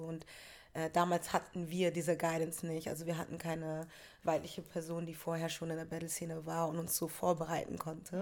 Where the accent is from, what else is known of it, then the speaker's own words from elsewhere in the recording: Hamburg, Germany; aus Hamburg war schon so, wir sind die Hamburger